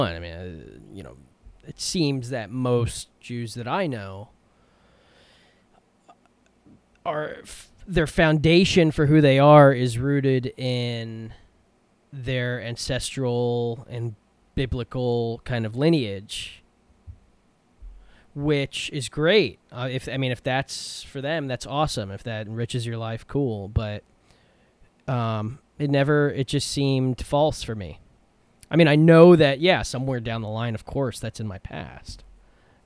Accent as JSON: {"language": "English", "town": "Miami", "region": "Florida", "country": "United States", "tie": "born or raised there", "said": "my homeland is right here in the state of Florida"}